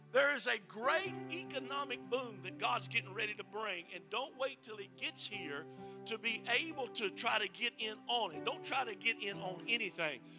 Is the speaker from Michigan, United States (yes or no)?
no; Mississippi, United States; moved away; I'm originally from Mississippi